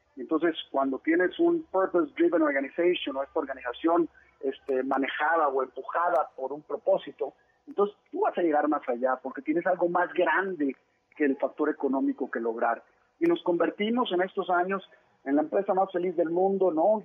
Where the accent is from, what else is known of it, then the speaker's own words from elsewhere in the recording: Monterrey, Nuevo León, Mexico; also born or lived in Mexico City; yo nací en Ciudad de México, me fui a vivir a Monterrey muy chiquito